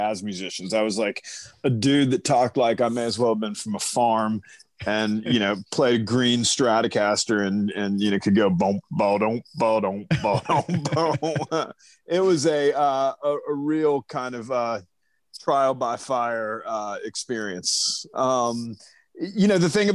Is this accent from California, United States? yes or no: no; Atlanta, Georgia, United States; moved away; also born or lived in Los Angeles; No, I'm from Atlanta. Actually, and am currently living in Atlanta, but although spent about 23 years in Los Angeles